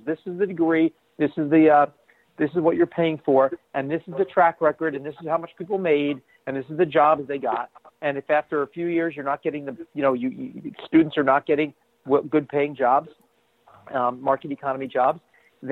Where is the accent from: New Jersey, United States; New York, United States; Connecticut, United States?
New Jersey, United States; now in Boston, United States; I'm from New Jersey originally.